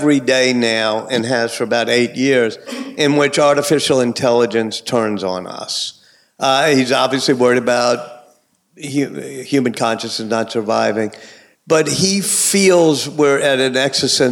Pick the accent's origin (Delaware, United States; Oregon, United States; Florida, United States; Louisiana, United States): Louisiana, United States; when I was very young, growing up in Louisiana